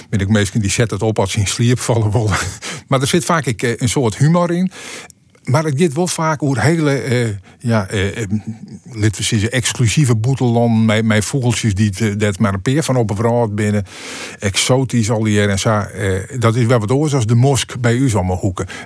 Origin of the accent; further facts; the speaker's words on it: Friesland, Netherlands; ik kom uit Friesland.